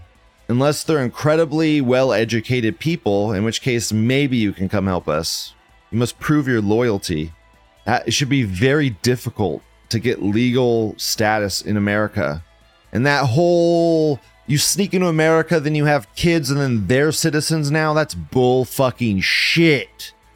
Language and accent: English; United States; I'm an American.